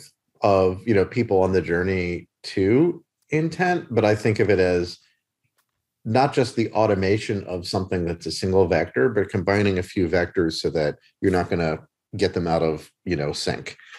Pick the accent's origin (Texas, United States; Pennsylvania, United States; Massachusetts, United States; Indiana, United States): Pennsylvania, United States; Philadelphia; as a Philadelphian, I speak too fast